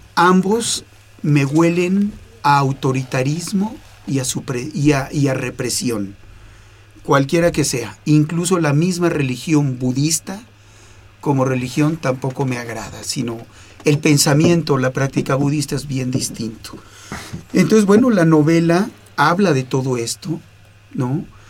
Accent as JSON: {"language": "Spanish", "country": "Mexico", "moved": "yes", "lives_now": "Toronto, Canada", "said": "Yo soy ciudadano canadiense, mexicano canadiense"}